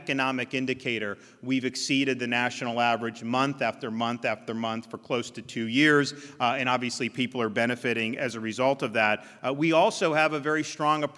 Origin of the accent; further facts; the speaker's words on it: Florida, United States; When I was growing up in Florida, you grew up in the town, you went to that school